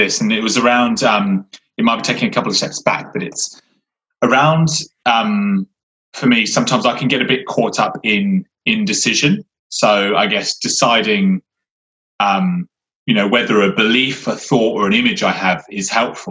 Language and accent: English; Somerset, South West England, United Kingdom; moved away; living in nature, you know, where we grew up in Somerset.